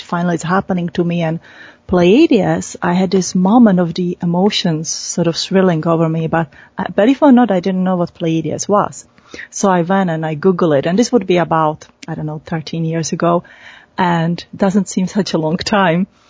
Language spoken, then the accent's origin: English; Czechia; moved away; I was born in Czech Republic